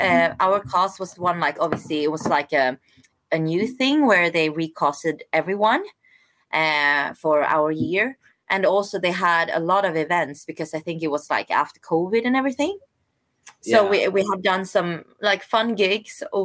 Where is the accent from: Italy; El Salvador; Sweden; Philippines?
Sweden; also born or lived in South Korea / London, United Kingdom; I'm adopted from South Korea. So I came to Sweden when I was like 5.5 months. So unfortunately I don't speak any Korean, but yeah, I'm definitely Swedish